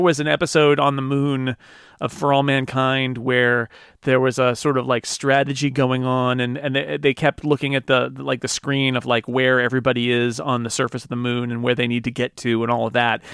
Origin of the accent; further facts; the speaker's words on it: United States; as an American